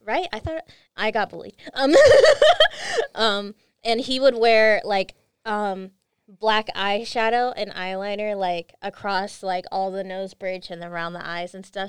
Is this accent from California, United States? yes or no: yes; California, United States; I'm from California